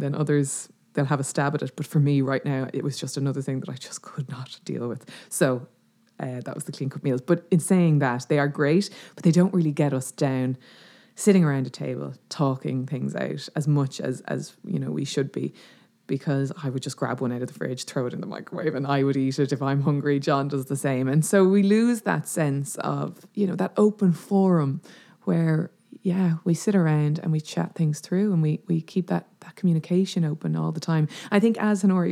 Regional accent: Dublin, Leinster, Ireland; moved away as an adult; now in West Clare, Ireland; I grew up in Dublin, but my mum and dad are from Clare and all our family are in Clare

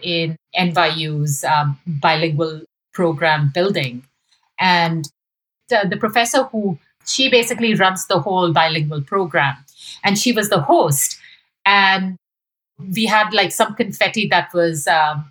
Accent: India; moved away as an adult; now in United States; my experiences growing up in India

